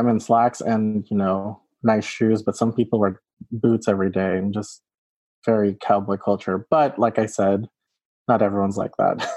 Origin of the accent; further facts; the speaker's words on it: Texas, United States; also born or lived in Philippines; I was born in the Philippines and then immigrated to Texas